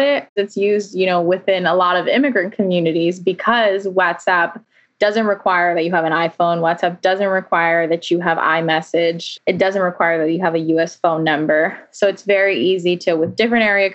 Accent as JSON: {"language": "English", "region": "South Florida", "country": "United States", "tie": "born or raised there", "said": "I'm originally from Florida. I'm from South Florida, Cuban American, Latina. So I've grown up, you know, understanding the culture here"}